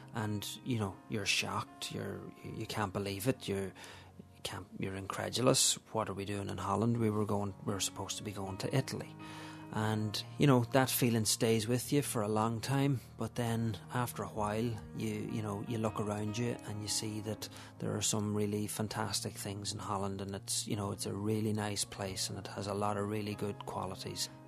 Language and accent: English; Letterkenny, Ulster, Ireland; now in Dublin, Ireland; I'm from Letterkenny in Donegal originally, but I live in Dublin with my wife Susan and our three children.